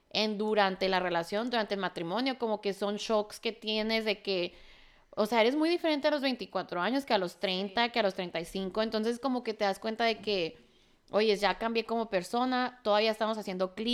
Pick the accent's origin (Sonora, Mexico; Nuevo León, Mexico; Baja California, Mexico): Sonora, Mexico; Agua Prieta; now in Hermosillo, Mexico; aunque soy mexicana, o sea, crecí en Agua Preta